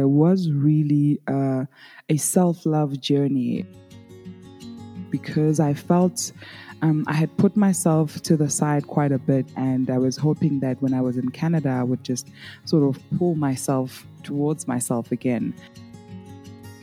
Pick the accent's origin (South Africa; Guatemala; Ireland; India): South Africa; accent: South African; I am from South Africa